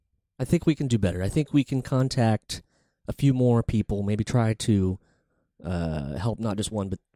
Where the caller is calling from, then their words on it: New York City, New York, United States; We're calling from New York City.